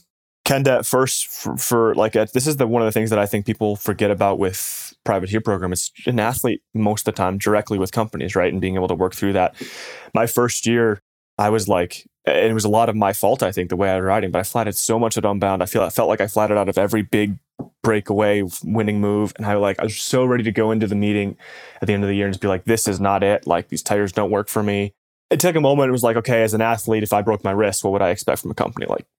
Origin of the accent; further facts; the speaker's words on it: Michigan, United States; The cold weather stuff's definitely helpful, like growing up in Michigan. And when I go back there, like it just, the other stuff, you can just, you almost hear it sometimes, like when it gets like negative 10.